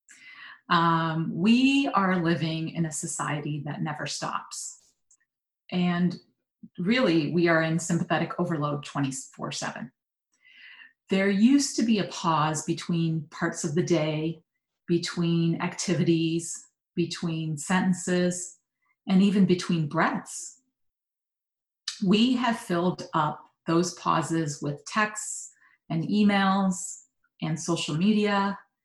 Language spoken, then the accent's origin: English; Michigan, United States; I grew up in Michigan